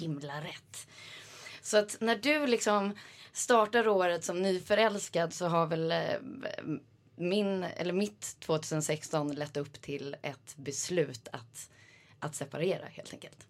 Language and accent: Swedish; Sweden; moved away as an adult; also born or lived in New York; now in Switzerland; även om man är liksom en svensk